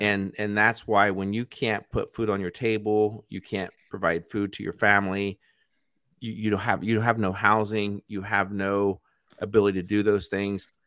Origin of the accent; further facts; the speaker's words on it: United States; as an American